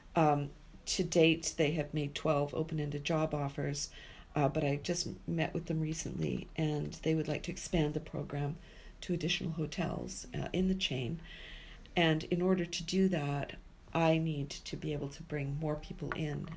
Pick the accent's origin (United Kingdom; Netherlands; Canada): Canada; Vancouver, British Columbia; also born or lived in Yellowknife / Saskatchewan / Calgary; finally made my way back home to my hometown of Vancouver